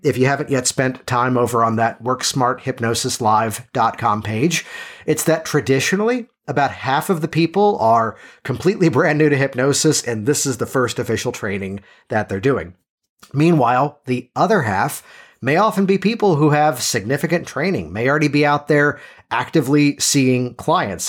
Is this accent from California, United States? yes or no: no; Virginia, United States; born or raised there